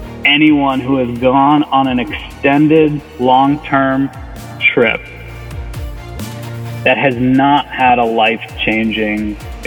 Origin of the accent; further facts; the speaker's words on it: Chicago, Illinois, United States; I'm in my hometown of Chicago.